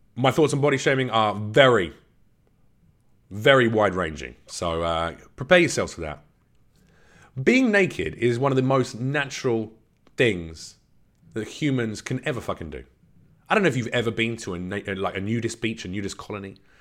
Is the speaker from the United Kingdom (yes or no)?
yes; London, United Kingdom; I was born in England, in London.